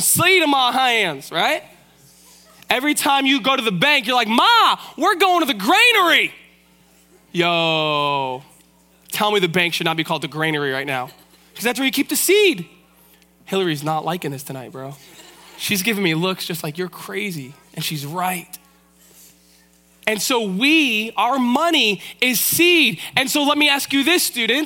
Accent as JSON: {"language": "English", "town": "Vancouver", "region": "British Columbia", "country": "Canada", "said": "I'm from East Vancouver. We're cool city slickers."}